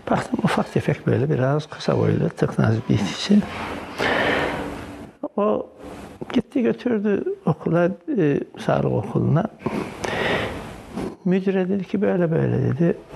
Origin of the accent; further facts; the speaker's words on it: Muratbeyli, Samsun, Turkey; born there; Samsun'da, Samsun'un Kavak ilçesinde bir köyde, Murat Muratbeyli köyünde doğmuşum.